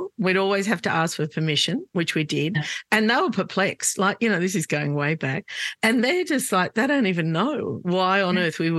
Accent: Sydney, New South Wales, Australia; we grew up in Glebe, and lots of, you know, housing commission houses and homes, but very few migrants.

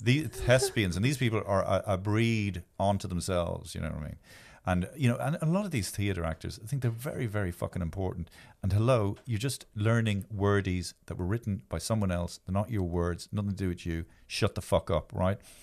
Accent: Ireland; I am from Ireland

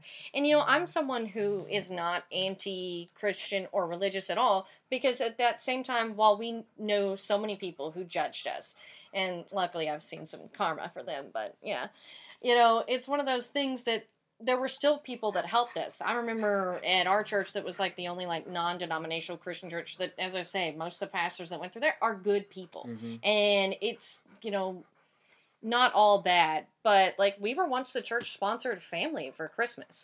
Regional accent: Tyler, Texas, United States; also born or lived in Dallas; now in Los Angeles, United States; I grew up in the Bible Belt, Tyler, Texas

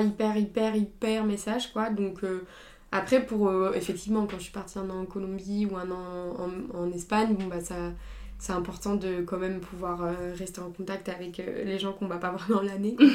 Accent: Sainte-Foy-lès-Lyon, Auvergne-Rhône-Alpes, France; on a grandi à Sainte-Foy-les-Lyons

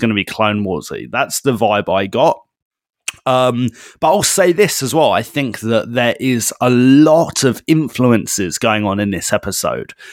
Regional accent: United Kingdom; we're British

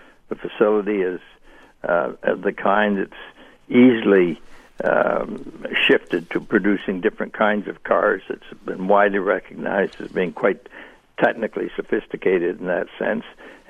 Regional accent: Canada; speaking as a Canadian

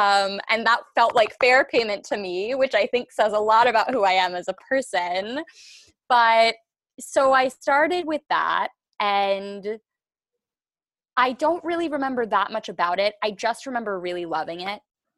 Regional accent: Massachusetts, United States; born there; also born or lived in India / Los Angeles / Washington, D.C.; now in New York, United States; but I was born in Massachusetts and I have lived everywhere from Massachusetts to India to Los Angeles to Washington, D.C. to New York, where I am now.

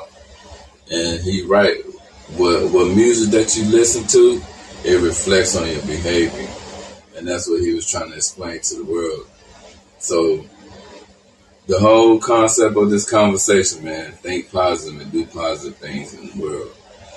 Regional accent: Austin, Texas, United States; I'm from Austin, Texas. I'm 41 years old.

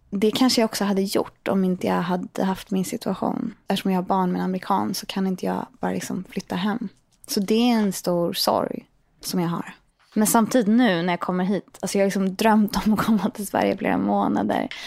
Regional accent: Portugal; Nej, men vi växte upp i Portugal och hit och dit.

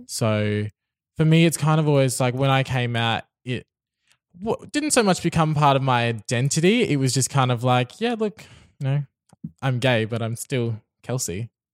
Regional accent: Brisbane, Queensland, Australia; I've lived in Brisbane my whole life

